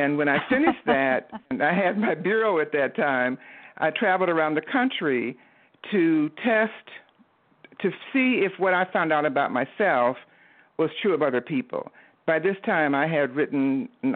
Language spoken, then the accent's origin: English; Detroit, Michigan, United States; I am originally from Detroit, Michigan, the Motor City, and I grew up in the Motown age